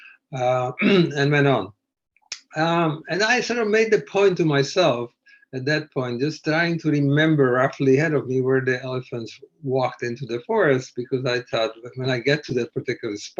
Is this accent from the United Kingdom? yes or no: no; Canada; I'm a Canadian